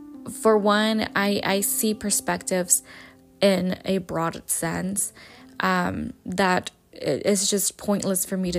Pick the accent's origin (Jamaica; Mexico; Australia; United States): Mexico; Jalisco; like I was raised and born in Jalisco, Mexico.